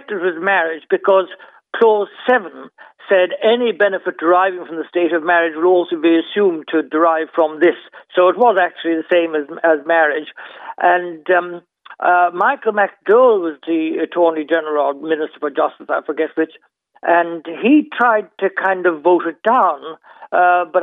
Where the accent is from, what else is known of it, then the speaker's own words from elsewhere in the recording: Ireland; I grew up thinking I was the only one in Ireland.